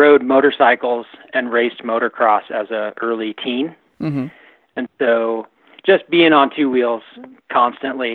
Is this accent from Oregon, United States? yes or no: yes; just outside of Portland, Oregon, United States; I grew up just outside of Portland, Oregon, about 20 miles southwest.